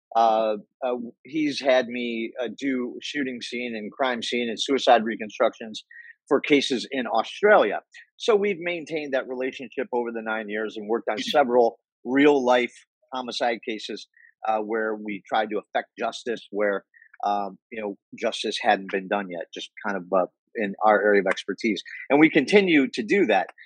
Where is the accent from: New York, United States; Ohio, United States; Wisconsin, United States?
Ohio, United States; Cleveland; I'm from Cleveland